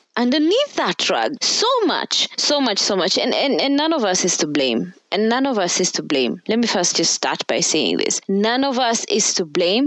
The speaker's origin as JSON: {"language": "English", "country": "Kenya", "said": "here in Kenya because I'm Kenyan."}